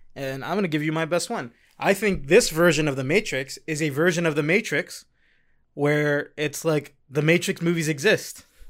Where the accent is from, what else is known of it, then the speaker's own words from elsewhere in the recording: New York City, New York, United States; I'm from Queens